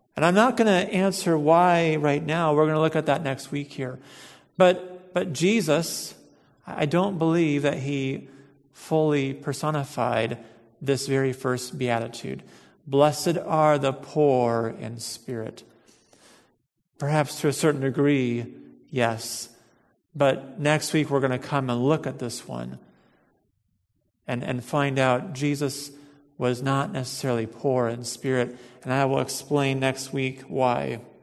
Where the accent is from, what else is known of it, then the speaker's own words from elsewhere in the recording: United States; We're American Christians, and I think in our culture here